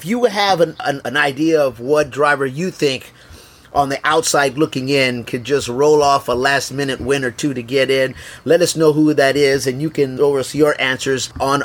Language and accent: English; Texas, United States; my home state of Texas